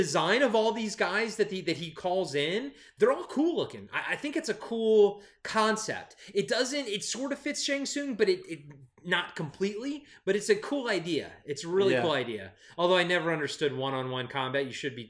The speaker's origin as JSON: {"language": "English", "region": "Maryland", "country": "United States", "accent": "Maryland", "said": "I think that's my Maryland accent coming through."}